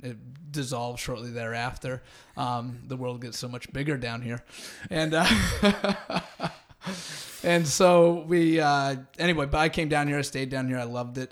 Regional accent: Santa Rosa, California, United States; moved away as an adult; also born or lived in Los Angeles; now in Venice, Los Angeles, United States; I'm from Northern California originally

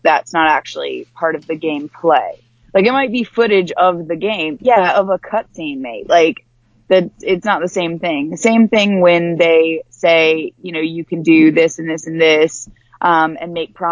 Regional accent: the South, United States; moved away; I'm from the South as well

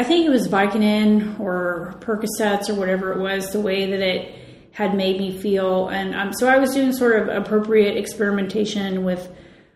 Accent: West Chester, Ohio, United States; moved away; also born or lived in San Francisco; I am from a part of Ohio, Westchester, Ohio. When I was growing up, it was a rural area

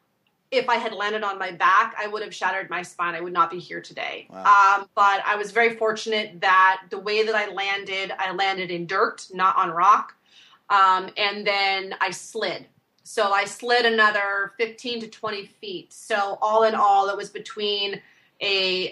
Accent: Washington, United States; also born or lived in Alaska; growing up in the Northwest, I'm born in Alaska. My family moved down to the peninsula down here in Washington, and I've stayed on the West Coast my whole life

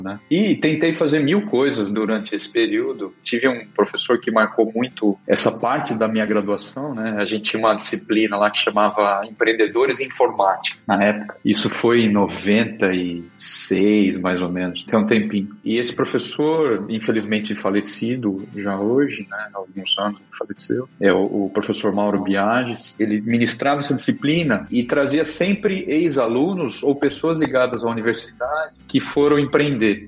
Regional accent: Araraquara, São Paulo, Brazil; accent: interior paulista; moved away as an adult; also born or lived in São Carlos; now in Portugal; Eu sou paulista, sou do interior, lá com o sotaque bem, bem característico, né? Sou de Araraquara

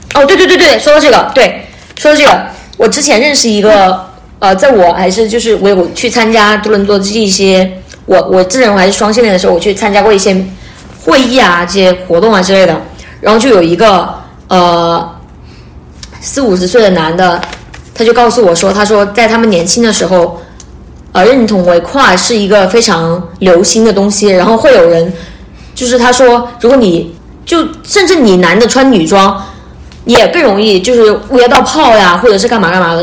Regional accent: China; moved away as an adult; now in Canada; 我们来自 国内嘛

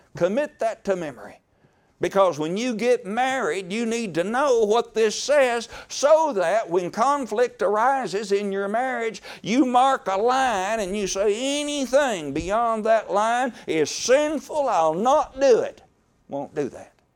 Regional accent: Horse Cave, Kentucky, United States; I am from Horse Cave, Kentucky

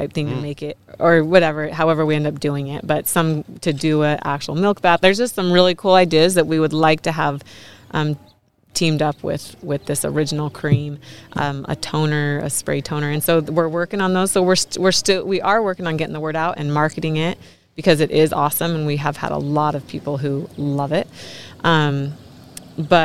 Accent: Royal City, Washington, United States; Grew up on the farm

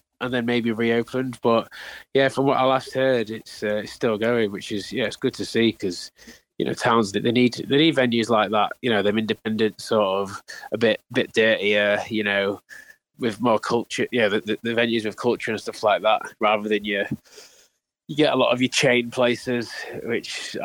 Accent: Doncaster, Yorkshire and the Humber, United Kingdom; moved away as an adult; now in Leeds, United Kingdom; I was born in Doncaster, so I grew up just outside, so it's only down the road really

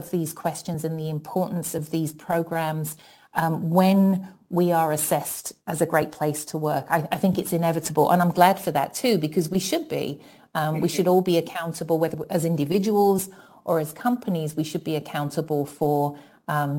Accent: London, United Kingdom; accent: British; moved away as an adult; now in United States; I grew up in public housing in London

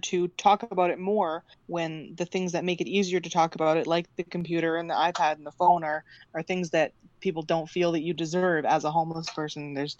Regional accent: Canada

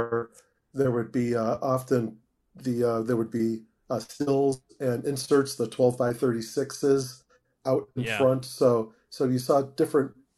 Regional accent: Niles, Illinois, United States; Grew up in Niles, Illinois

